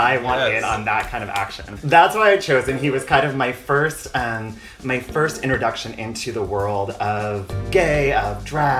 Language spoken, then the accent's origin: English; California, United States; in my gay little youth growing up in California.